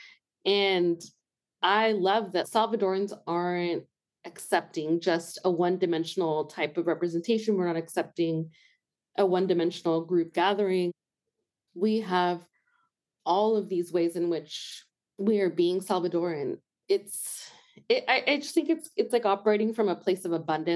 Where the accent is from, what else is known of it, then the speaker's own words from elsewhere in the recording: Pacifica, California, United States; moved away as an adult; now in Tucson, United States; I grew up in a very specific beach town called Pacifica, and it was mostly white.